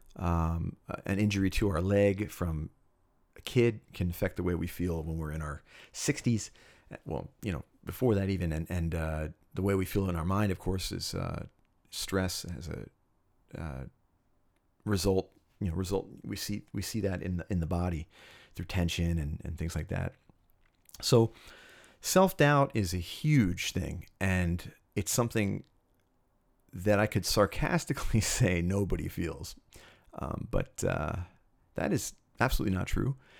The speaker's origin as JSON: {"language": "English", "town": "Cherry Hill", "region": "New Jersey", "country": "United States", "tie": "born or raised there", "said": "I grew up in Cherry Hill, New Jersey, which is about ten miles east of Philadelphia, Pennsylvania."}